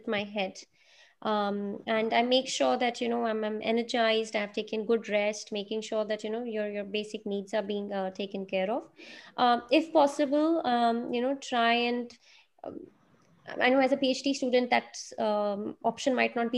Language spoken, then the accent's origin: English; Delhi, India; I come from Delhi